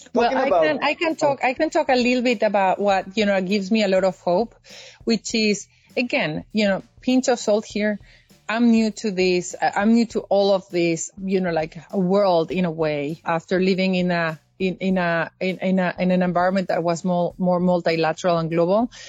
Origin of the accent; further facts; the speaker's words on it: Mexico; moved away as an adult; also born or lived in Europe; now in United States; I lived my entire life as a happy Mexican